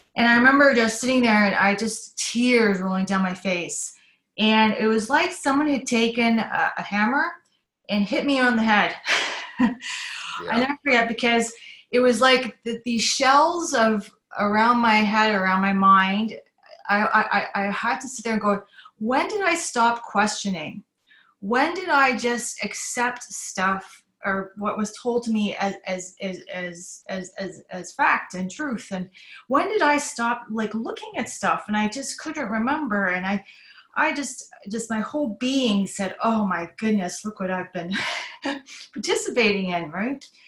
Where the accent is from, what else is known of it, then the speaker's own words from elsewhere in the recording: Toronto, Ontario, Canada; moved away as an adult; also born or lived in Rotorua, New Zealand / Belgium / Singapore; now in Auckland, New Zealand; we shifted over to Canada when I was around eight years old. My father was transferred to Canada for to Toronto actually so I did the rest of my growing up there, lost my accent and everything